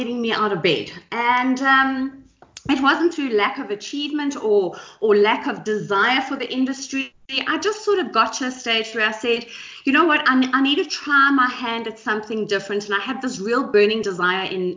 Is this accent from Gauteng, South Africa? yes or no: yes; Johannesburg, Gauteng, South Africa; also born or lived in KwaZulu-Natal; I'm born and bred and very proudly South African. Jozi is my hometown, although I was born in KZN